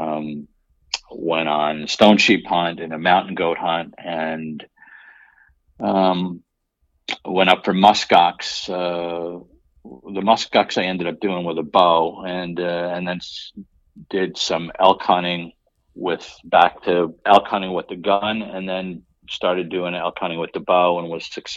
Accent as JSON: {"language": "English", "town": "Newburgh", "region": "New York", "country": "United States", "tie": "born or raised there", "said": "Born and raised in Newburgh, New York, which is about 60 miles north of New York City"}